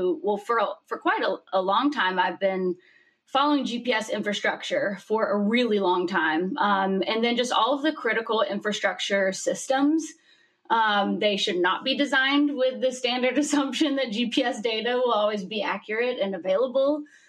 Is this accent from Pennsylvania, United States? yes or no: no; Birmingham, Alabama, United States; now in Calabasas, United States; Well, I'm in Calabasas, but I call it Calabama because y'all know I'm from Birmingham.